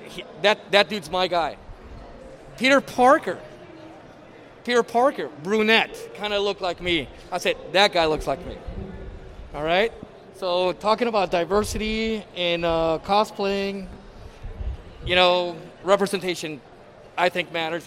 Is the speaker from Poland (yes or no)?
no; Mexico; moved away; me growing up in Mexico